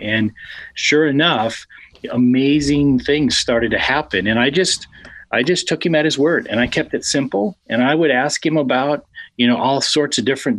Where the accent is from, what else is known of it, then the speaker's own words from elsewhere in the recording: Colorado, United States; Well, and from Colorado, my dad was in a construction business there